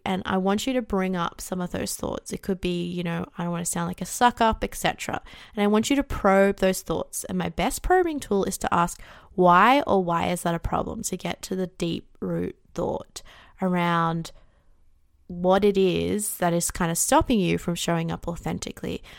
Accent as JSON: {"language": "English", "country": "Australia", "said": "I'm Australian too"}